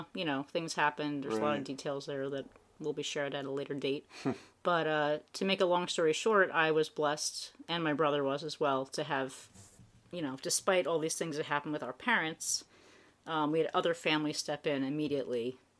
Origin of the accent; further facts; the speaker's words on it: Dublin, Leinster, Ireland; I was born in 1977 in Dublin.